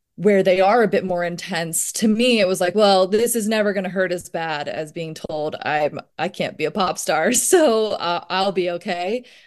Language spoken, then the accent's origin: English; Virginia, United States; growing up in Virginia